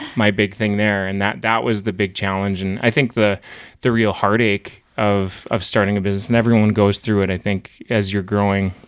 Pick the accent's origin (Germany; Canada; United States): United States; Hazen, North Dakota; now in Bismarck, United States; I grew up in Hazen, which is a small town, twenty-five hundred people, and I, I, I'm a small town, North Dakota through and through